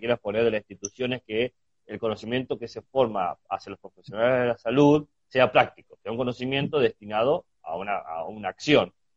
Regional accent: Chubut, Argentina; moved away; Yo que nací en Chubut, en el sur del país

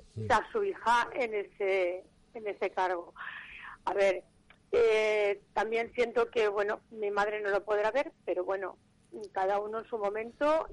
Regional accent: Valencia, Valencian Community, Spain; me considero una mujer valenciana a la que le gustan todas las fiestas que hacen en la ciudad

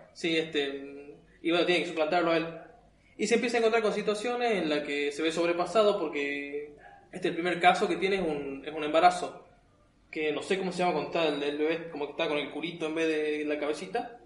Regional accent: Argentina; así somos argentinos

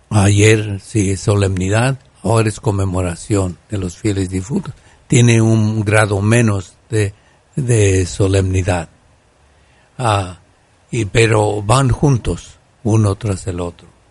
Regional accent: Guanajuato, Mexico; en mi tierra de Guanajuato

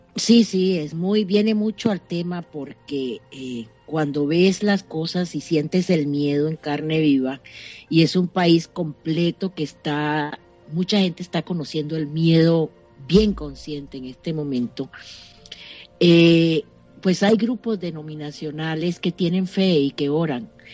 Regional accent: Venezuela

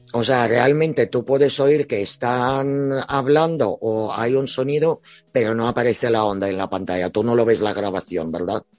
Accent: Spain; Somos españoles, captamos español.

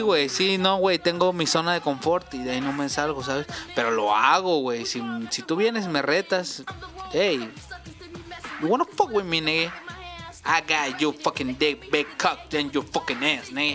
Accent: Mexico; somos mexicanos.

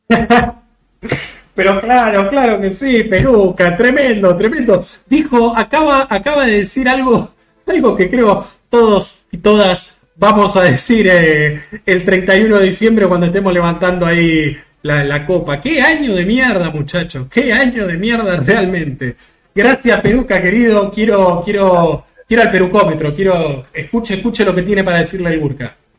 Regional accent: Buenos Aires Province, Argentina; yo soy muy muy bonaerense, muy, muy conurbano

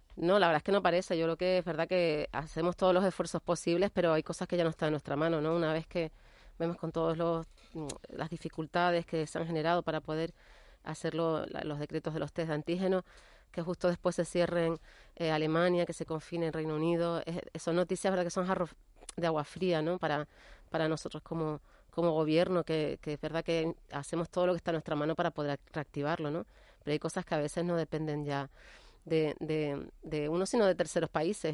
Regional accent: Canary Islands, Spain; Nosotros como canarios

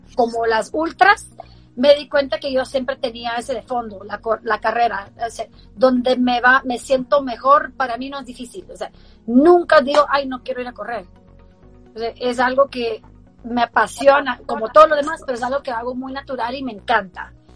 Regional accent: Baltimore, Maryland, United States; moved away; also born or lived in Guatemala; yo crecí en Baltimore

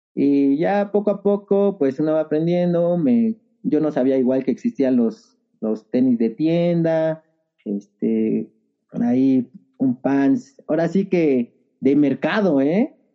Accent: Mexico City, Mexico; also born or lived in Nezahualcóyotl, State of Mexico / Peñón Viejo; nací en Nezahualcóyotl, Estado de México. Desde muy chico estuve aquí en el Ajusco.

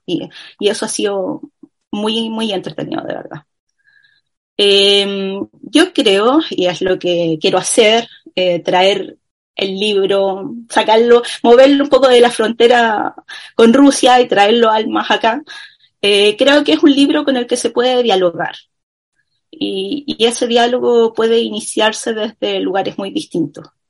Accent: Chile; como chilenos que somos

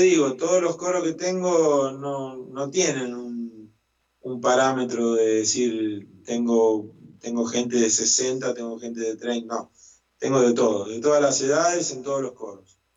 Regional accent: Las Parejas, Santa Fe, Argentina; now in El Trébol, Argentina; En las parejas, en mi ciudad natal

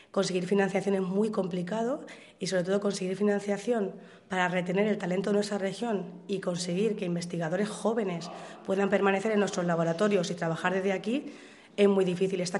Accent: Alcadozo, Castilla-La Mancha, Spain; De Alcadozo.

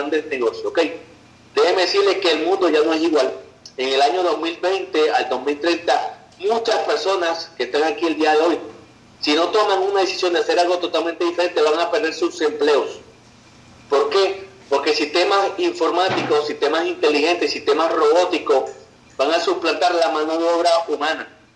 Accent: Valencia, Carabobo, Venezuela; yo era taxista en la ciudad donde yo nací, en Valencia, Venezuela

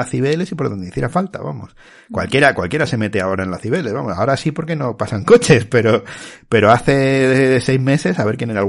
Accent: Madrid, Community of Madrid, Spain; somos de aquí. somos muy madrileños

